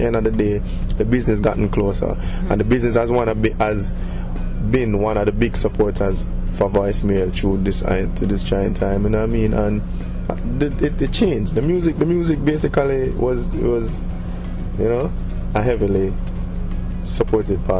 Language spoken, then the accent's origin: English; Jamaica; we as Jamaican entertainers